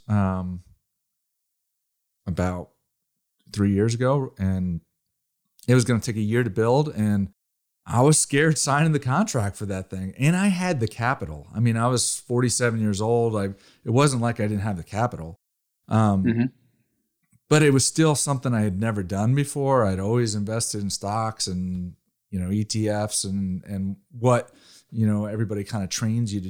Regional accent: Connecticut, United States; also born or lived in Rhode Island; I'm originally from Connecticut, so I'm pretty familiar with the East Coast. I went to the school, University of Rhode Island, and I grew up in Connecticut

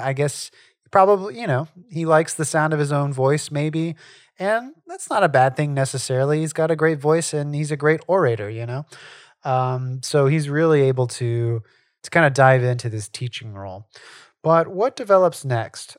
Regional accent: Southwest Louisiana, United States; Charles and I live in Louisiana. We grew up in Southwest Louisiana

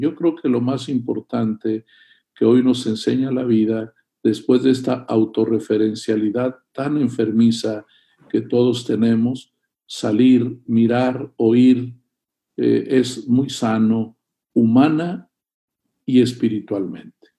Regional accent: Monterrey, Nuevo León, Mexico; tú y yo somos mexicanos de aquí de Monterrey

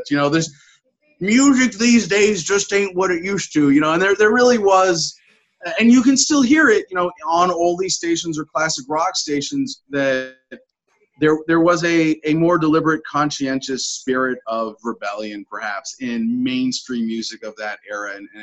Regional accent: San Francisco, California, United States; I was born in San Francisco, grew up around the Bay Area

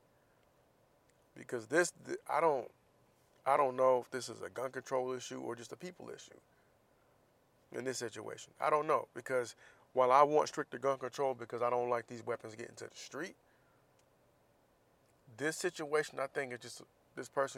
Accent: Florida, United States; moved away; my state

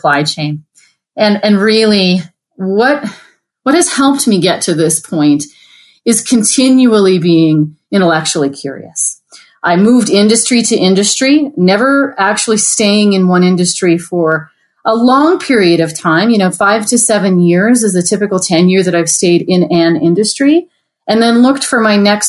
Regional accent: Canada; now in United States; I'm Canadian, living in the U.S.

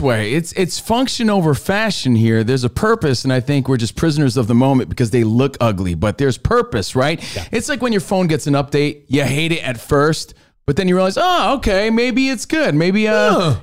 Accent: East Coast, United States; moved away; we're from the East Coast

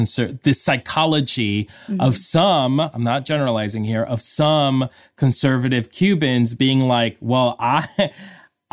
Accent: Colombia; also born or lived in Queens, New York, United States; now in Los Angeles, United States; I was born in Colombia and we did celebrate it in Colombia. And when I came to this country, I lived in Queens

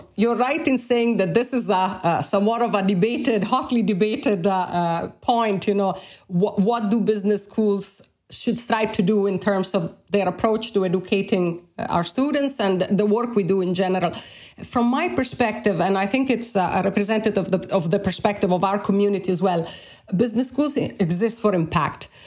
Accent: Bologna, Emilia-Romagna, Italy; English is a second language; moved away as an adult; also born or lived in Alberta, Canada; now in Ireland; I've done my undergraduate studies in my hometown of Bologna in Italy

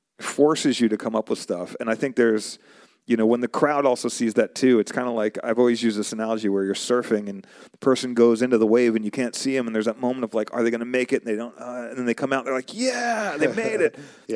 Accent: New York, United States; moved away; also born or lived in Arizona; So originally I'm from New York. Before I moved to Arizona, I was in New York and I was listening to, I was in New York. Moved out to Arizona.

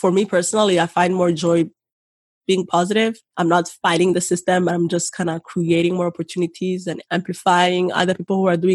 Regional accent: Rwanda; now in Canada; the Rwandan in me

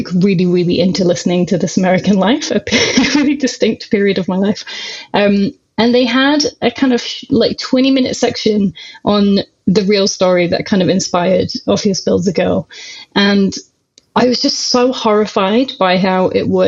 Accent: Rotherham, Yorkshire and the Humber, United Kingdom; now in Glasgow, United Kingdom; I am originally from Rotherham, which is between Sheffield and Doncaster in South Yorkshire, and I live in Glasgow now.

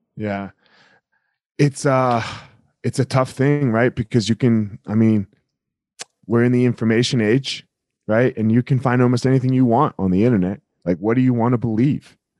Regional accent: New Jersey, United States; I'm from Jersey

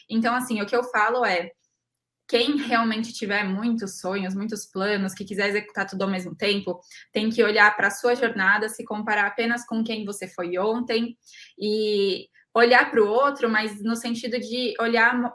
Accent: São Paulo, Brazil; Eu me recordo plenamente de que lá atrás eu sou de São Paulo capital e quando eu decidi fazer agronomia

